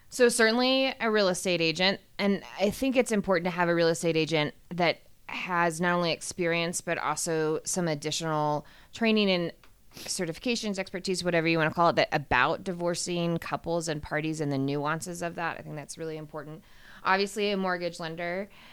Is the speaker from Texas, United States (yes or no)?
yes; Austin, Texas, United States; moved away as an adult; now in Denver, United States; I'm originally from Austin, Texas